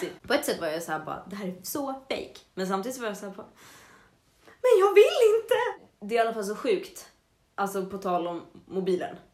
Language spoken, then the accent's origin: Swedish; Avesta, Dalarna County, Sweden; moved away; när jag var hemma i Avesta så snackade jag och Filip, min lillebror